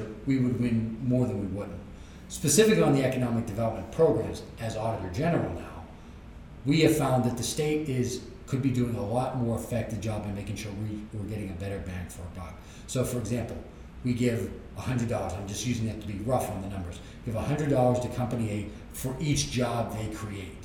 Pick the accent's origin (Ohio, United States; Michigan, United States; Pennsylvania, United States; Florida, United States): Pennsylvania, United States; as a Pennsylvanian